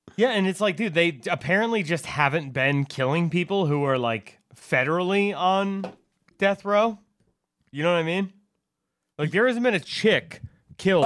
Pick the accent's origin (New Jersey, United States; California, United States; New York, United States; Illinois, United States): New York, United States; Westchester; I'm from Westchester